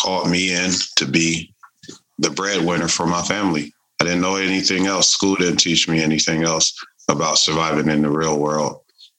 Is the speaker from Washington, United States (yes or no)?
yes; Tacoma, Washington, United States; I'm from Tacoma, Washington